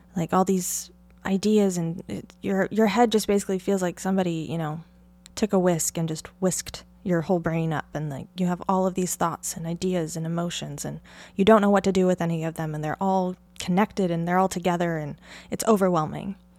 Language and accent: English; near the Columbia River Gorge, Oregon, United States; I grew up in Oregon in, uh, near the Columbia River Gorge